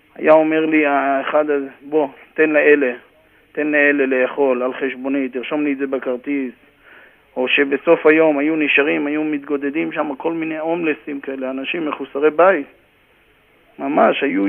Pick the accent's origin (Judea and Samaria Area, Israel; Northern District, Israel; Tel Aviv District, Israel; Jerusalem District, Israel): Northern District, Israel; Karmiel; moved away as an adult; also born or lived in Haifa area (Krayot); now in New York, United States; גדלתי בכרמיאל, הייתי שחקן כדורגל בכרמיאל